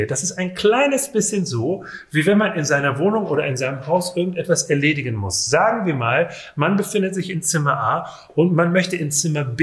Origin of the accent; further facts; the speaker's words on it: Rhineland, Germany; Es kann einen geradezu, und das ist jetzt ein rheinisches schönes Wort. Ich komme ursprünglich aus dem Rheinland.